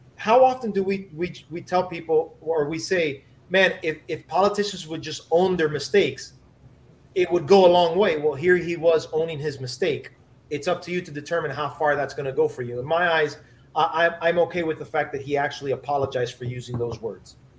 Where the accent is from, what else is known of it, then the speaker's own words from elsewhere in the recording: United States; I, I was born in America. Thank God I was raised in America